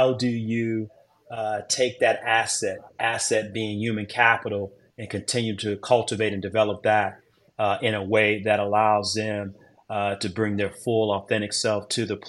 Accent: Detroit, Michigan, United States; moved away as an adult; I'm originally from Detroit, Michigan

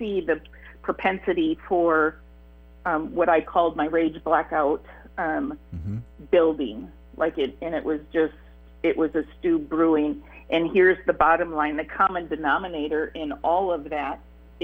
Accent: Michigan, United States; also born or lived in Iowa; So we moved from Michigan to Iowa for a couple of years

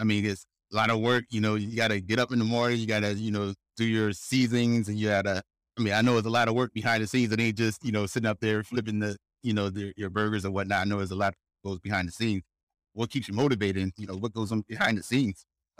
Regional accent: Philadelphia, Pennsylvania, United States; also born or lived in Chester; now in Singapore; but when I was born in Chester, Pennsylvania, right out, and I stayed some time in South Philly. And I grew up there for, you know, what, 15 years, 20 years.

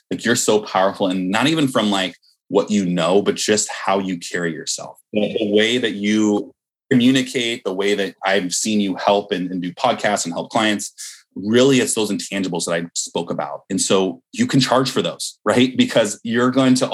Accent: Bay Area, California, United States; I'm from the Bay Area.

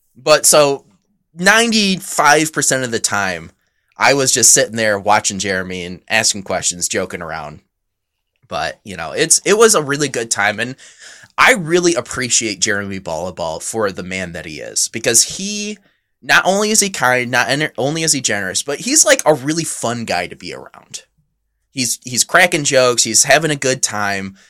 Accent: near Frankenmuth, Michigan, United States; moved away; Frankenmuth is right next to my hometown, or, you know, pretty short drive from there

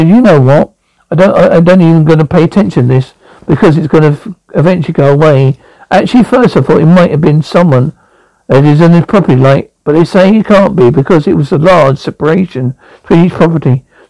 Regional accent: Brooklyn, New York, United States; now in Homestead, United States; I grew up in Brooklyn, New York. I started working from Port Authority Police.

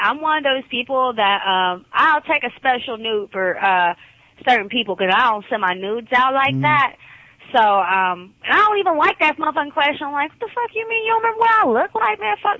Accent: Atlanta, Georgia, United States; I am from Atlanta, Georgia

